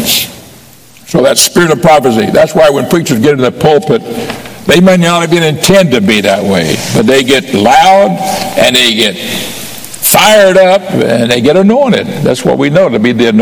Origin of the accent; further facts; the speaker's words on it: Pensacola, Florida, United States; also born or lived in Miami, Florida; I grew up in Pensacola as a young boy until I was about 10 years old. Then I moved to Miami